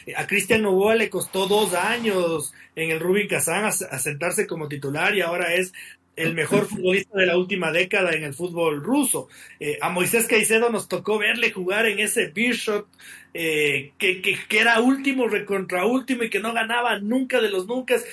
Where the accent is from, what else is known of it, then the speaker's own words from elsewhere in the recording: Ecuador; yo como ecuatoriano, como periodista ecuatoriano